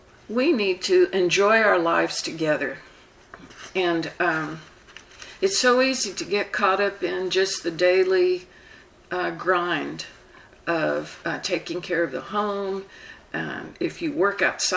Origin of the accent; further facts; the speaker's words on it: the South, United States; I'm from the South, and we tend to talk slow